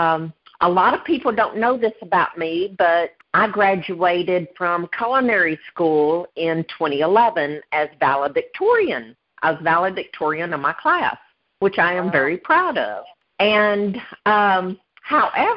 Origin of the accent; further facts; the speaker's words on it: the South, United States; accent: thick Southern; As you can tell, I am from the South. I have a very thick Southern accent.